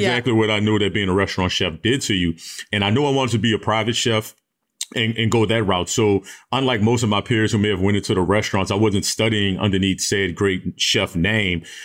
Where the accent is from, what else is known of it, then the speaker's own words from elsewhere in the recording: New Orleans, Louisiana, United States; Even though I'm from New Orleans, my style of, of New Orleans cooking